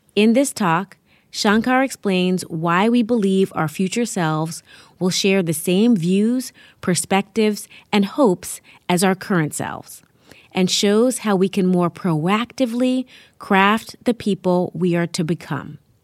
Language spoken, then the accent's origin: English; New York City, New York, United States; I live in my hometown, New York City.